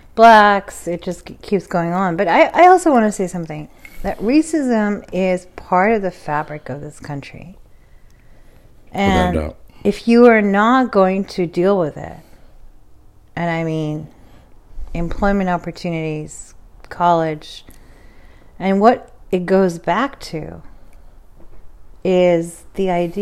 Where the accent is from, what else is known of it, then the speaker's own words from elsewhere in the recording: Pakistan; now in United States; I am a Pakistani woman that was very fortunate to come into this country because my father did well in Europe. He was very poor himself.